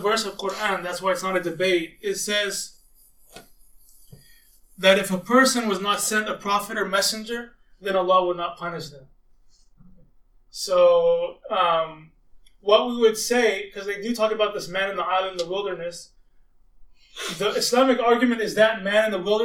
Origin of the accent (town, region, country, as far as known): Austin, Texas, United States; born or raised there; also born or lived in Arlington, Virginia